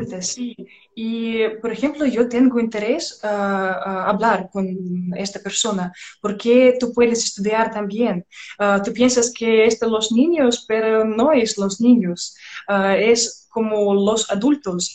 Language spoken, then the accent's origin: Spanish; Belarus; Spanish is a second language